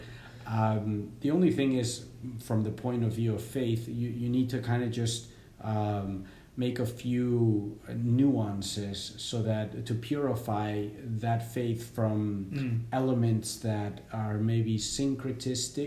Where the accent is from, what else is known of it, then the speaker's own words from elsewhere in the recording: United States; moved away as an adult; also born or lived in Bogota, Colombia; now in Peru; I grew up here in the States